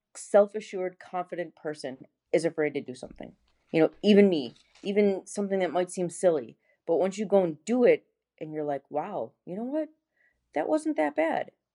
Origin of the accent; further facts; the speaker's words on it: Buffalo, New York, United States; moved away as an adult; now in Gainesville, United States; I'm originally from Buffalo, New York, and I moved to Gainesville, Florida in two thousand thirteen